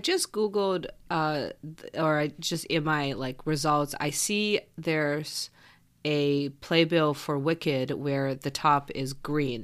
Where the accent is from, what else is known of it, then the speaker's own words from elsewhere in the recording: Canada; I am Canadian